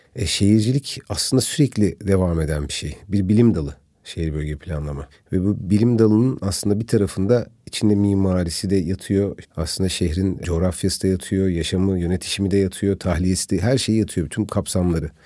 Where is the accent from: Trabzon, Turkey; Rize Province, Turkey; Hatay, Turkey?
Hatay, Turkey; Antakya; ben tabii bölge insanıyım yani bir Antakyalıyım bir Hataylıyım.